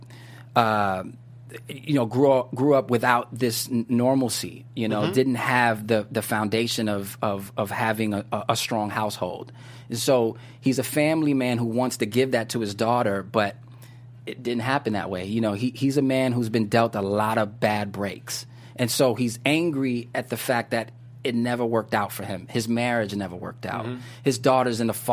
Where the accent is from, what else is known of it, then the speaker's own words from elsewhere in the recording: New York, United States; now in Los Angeles, United States; growing up in New York